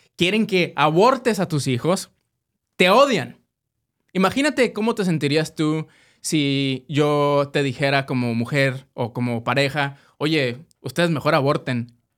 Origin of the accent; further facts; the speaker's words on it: Mexico; now in United States; como mexicanos